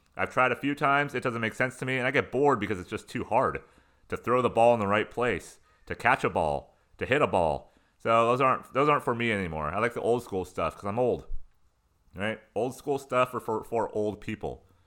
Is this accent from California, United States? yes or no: yes; San Diego County, Southern California, United States; moved away; where I grew up in Southern California, internal San Diego County in the mountains, going towards the desert